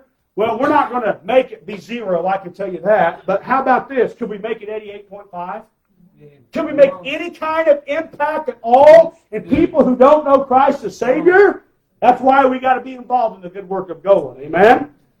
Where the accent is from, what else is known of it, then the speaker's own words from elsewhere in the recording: United States; I'm an American. I love my country.